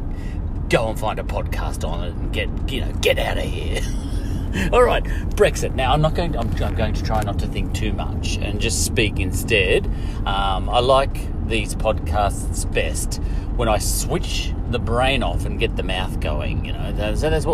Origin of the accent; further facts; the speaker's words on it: Australia; we're from Australia